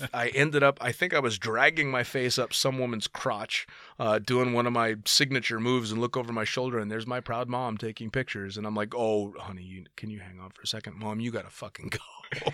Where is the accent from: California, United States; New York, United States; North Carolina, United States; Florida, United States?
California, United States; Sacramento; Sacramento, my hometown